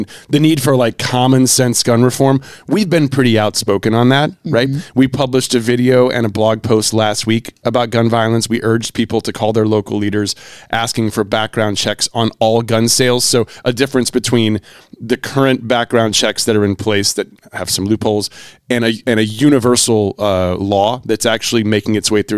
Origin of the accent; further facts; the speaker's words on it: North Carolina, United States; I grew up in North Carolina.